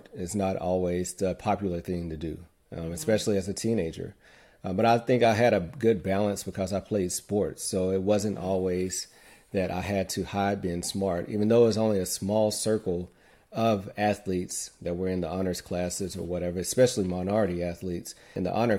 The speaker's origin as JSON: {"language": "English", "town": "Muscle Shoals", "region": "Alabama", "country": "United States", "tie": "born or raised there", "said": "born and raised in Muscle Shoals, Alabama."}